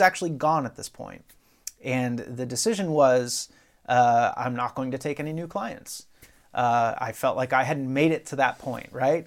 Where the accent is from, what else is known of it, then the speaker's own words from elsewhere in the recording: Dover, Pennsylvania, United States; I grew up in Pennsylvania, South Central P A, a little town called Dover, uh, which is not too far from Harrisburg